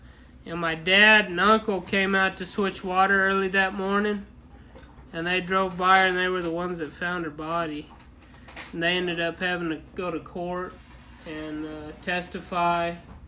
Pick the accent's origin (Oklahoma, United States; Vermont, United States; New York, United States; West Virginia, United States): Oklahoma, United States; Growing up in Oklahoma, I figured they would. They gotta keep the people in that fucking state.